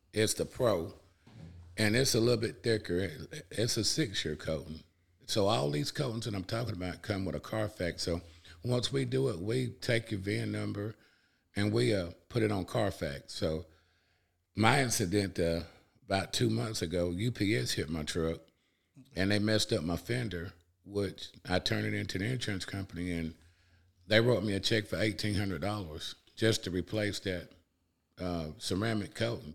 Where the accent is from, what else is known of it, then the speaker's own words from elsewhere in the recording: Cullman, Alabama, United States; also born or lived in Hayden, Alabama; I'm originally from Cullman, Alabama